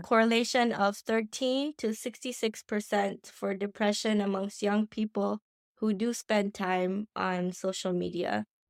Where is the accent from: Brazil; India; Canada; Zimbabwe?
India; I'm Indian, so we're very traditional